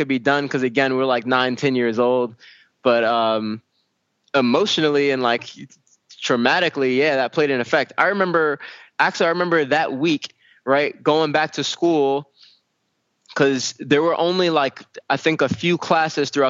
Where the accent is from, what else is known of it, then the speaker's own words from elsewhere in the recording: New York City, New York, United States; I grew up in Brooklyn, right, in East New York, Brooklyn, which is a very rough part of Brooklyn.